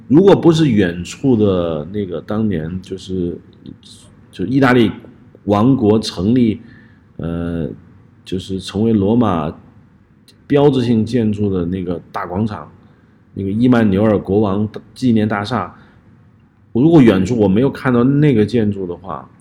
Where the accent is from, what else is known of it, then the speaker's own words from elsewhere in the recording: Hubei, China; moved away; also born or lived in Nanjing; 我的老家湖北